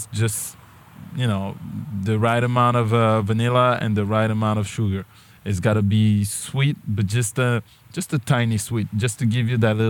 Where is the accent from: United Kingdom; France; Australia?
France; moved away; growing up in France